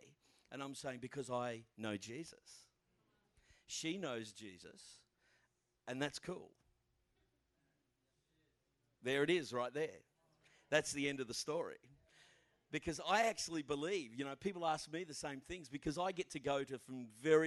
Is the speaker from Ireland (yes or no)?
no; Australia; I'm from Australia